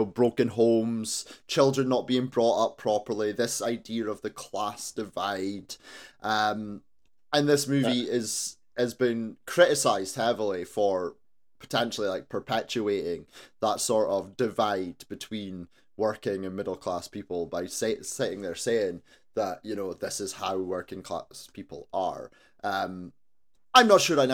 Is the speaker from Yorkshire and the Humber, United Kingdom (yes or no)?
no; Aberdeen, Scotland, United Kingdom; also born or lived in Tillydrone, Aberdeen; I grew up in Torrey, so, you know, I'm right there